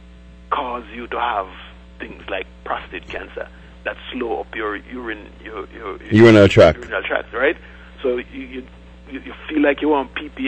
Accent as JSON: {"language": "English", "country": "Jamaica", "tie": "born or raised there", "moved": "yes", "said": "That's where we grew up"}